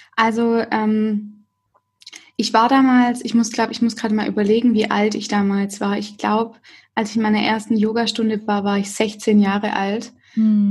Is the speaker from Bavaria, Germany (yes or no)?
no; Stuttgart area, Baden-Württemberg, Germany; now in Stuttgart, Germany; Ich komme eigentlich aus der Umgebung von Stuttgart